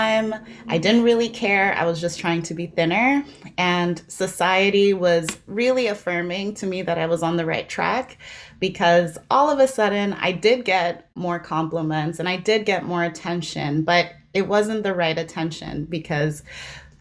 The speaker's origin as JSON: {"language": "English", "country": "South Africa", "moved": "yes", "lives_now": "Canada", "said": "it starts back in South Africa, which is where I'm from"}